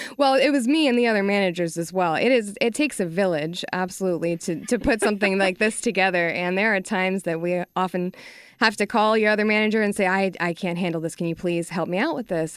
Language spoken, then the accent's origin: English; Texas, United States; I'm from Texas, and I know that living here